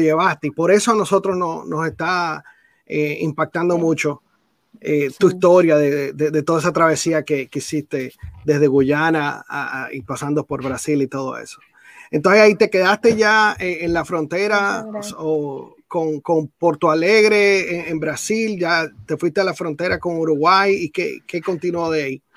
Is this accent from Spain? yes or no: no; Dominican Republic; moved away; yo soy de la República Dominicana